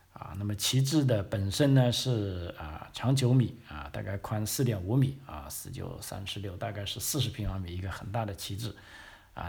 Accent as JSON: {"language": "Chinese", "country": "China", "moved": "yes", "lives_now": "Australia", "said": "我们新移民啊， 虽然来澳洲住那么久了，但是作为之前啊，自己的母国"}